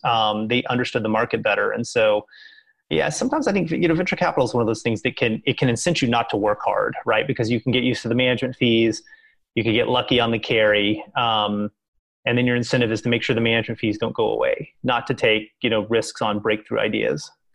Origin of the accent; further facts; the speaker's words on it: Kentucky, United States; now in Boston, United States; I grew up in Kentucky, which is right there by Indiana